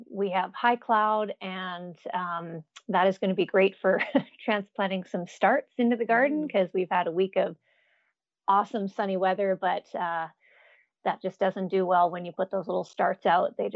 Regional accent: Jasper, Alberta, Canada; accent: Canadian; now in United States; I'm actually a Canadian, so sometimes that surprises people. I've been in the states for a little over 20 years, so my Canadian accent is usually gone unless I go home for a couple weeks, then it comes back.

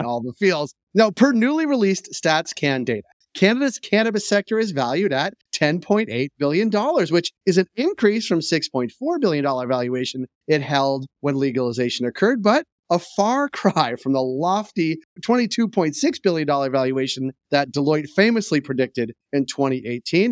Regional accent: United States; now in Canada; I am American

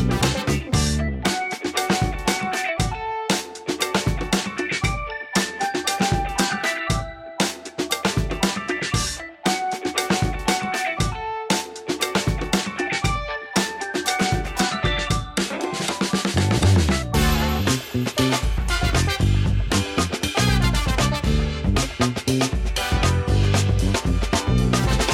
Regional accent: Birmingham, West Midlands, United Kingdom; I'm British and I'm from Birmingham, which was a massive city with a tiny Jewish community

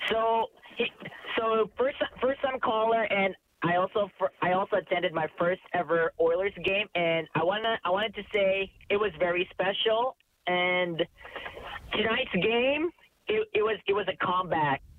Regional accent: Philippines; now in Canada; since when I moved to Canada from the Philippines in 2006

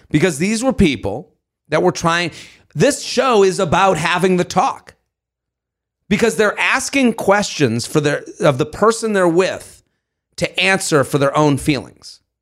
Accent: Boston, Massachusetts, United States; Beantown, my hometown

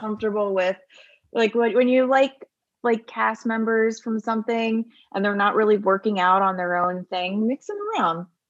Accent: Bucks County, outside Philadelphia, Pennsylvania, United States; moved away; I grew up in Bucks County, which is outside of Philadelphia

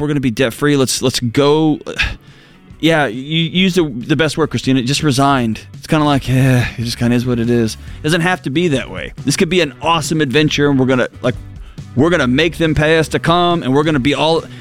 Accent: Texas, United States; born or raised there; moved away

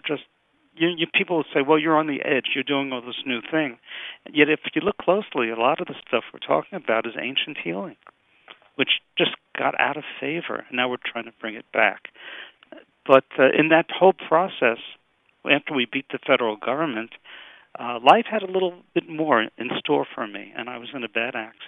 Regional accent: New York City, New York, United States; moved away as an adult; also born or lived in Miami; now in Pennsylvania, United States; I'm from Brooklyn, New York, originally. I survived Tilden High School. I went to Brooklyn College

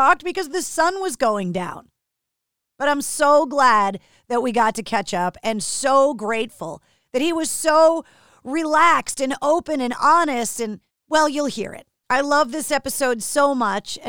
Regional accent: Massachusetts, United States; born and raised in Massachusetts like I was

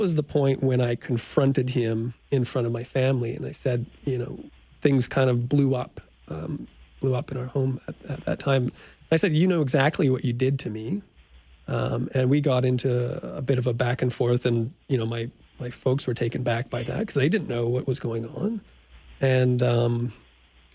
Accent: Saskatoon, Saskatchewan, Canada; I grew up in Saskatoon

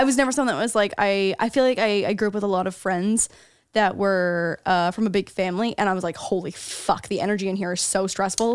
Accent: St. Catharines, Ontario, Canada; moved away as an adult; now in United States; anything outside of Saint Catharines, my hometown, is considered a big city

